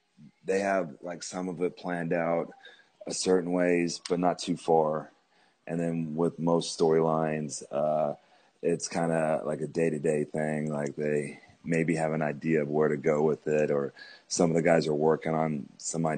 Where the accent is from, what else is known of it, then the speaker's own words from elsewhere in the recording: Oklahoma, United States; Growing up in Oklahoma